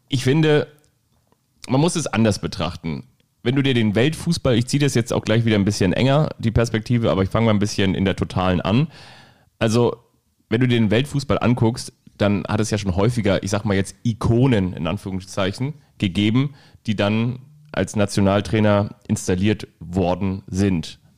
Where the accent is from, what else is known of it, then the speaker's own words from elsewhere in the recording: Bavaria, Germany; Außerdem bin ich ja auch Franke.